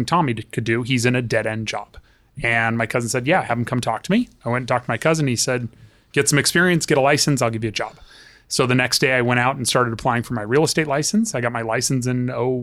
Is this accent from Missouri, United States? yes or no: no; Palmdale, California, United States; also born or lived in Sacramento / Canoga Park; my formative years were in Palmdale from 91 to 98 until I went away to school